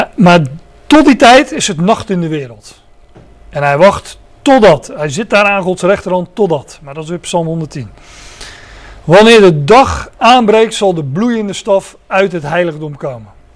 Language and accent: Dutch; Netherlands; nu zijn wij Nederlanders